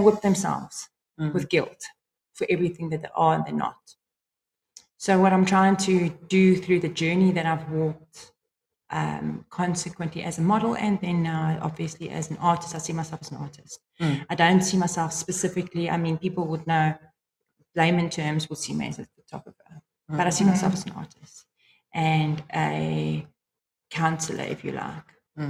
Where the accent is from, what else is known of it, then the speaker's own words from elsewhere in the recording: England, United Kingdom; Yeah, well, although we are English folks, I mean, a French guy would walk in here and say we're both wrong with our accent.